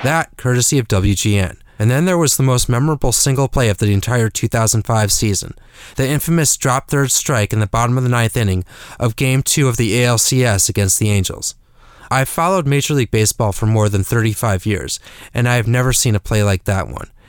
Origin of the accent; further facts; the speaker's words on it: North Shore suburbs of Chicago, Illinois, United States; a boy growing up in the North Shore suburbs